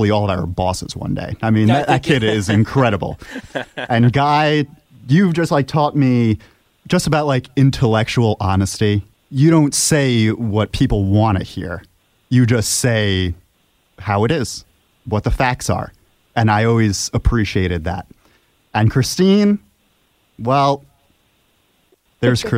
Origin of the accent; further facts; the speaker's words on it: Monroe, New York, United States; My hometown is the birthplace of Helvita, Monroe, New York